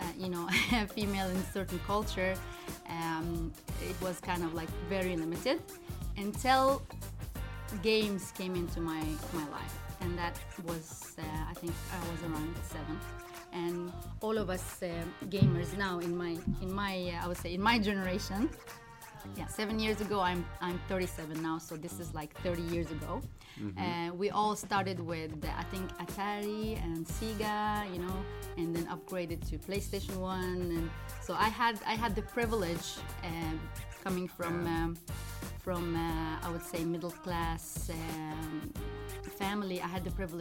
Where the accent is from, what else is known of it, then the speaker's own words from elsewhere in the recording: Libya; English is a second language; moved away; also born or lived in Morocco; I was, I think, between 5 and 6. My parents moved to Libya for work. And I grew up in Libya. I started school in Libya